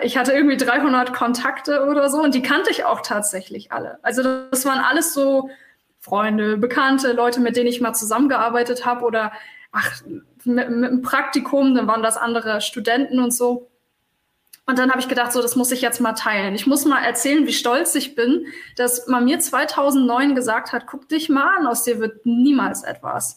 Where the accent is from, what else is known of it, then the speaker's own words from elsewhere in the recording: Hamburg, Germany; bin Hamburgerin, bin in Hamburg geboren